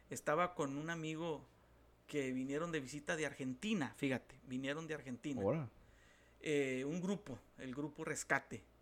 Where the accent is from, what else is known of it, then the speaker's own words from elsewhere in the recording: Mexico; Porque culturalmente México por lo menos nosotros que somos mexicanos, ha sido subyugado terriblemente por causa del alcoholismo